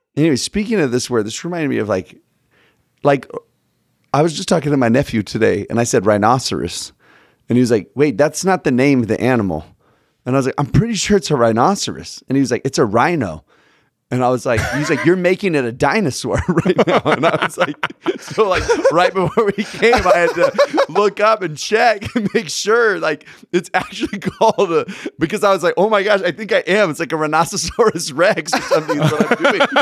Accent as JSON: {"language": "English", "town": "Sugar Land", "region": "Texas", "country": "United States", "tie": "born or raised there", "moved": "as an adult", "lives_now": "Utah, United States", "said": "I grew up in, uh, Houston, right outside of Houston"}